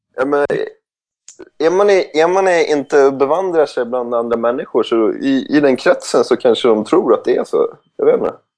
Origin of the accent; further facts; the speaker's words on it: Sweden; moved away; Som svensk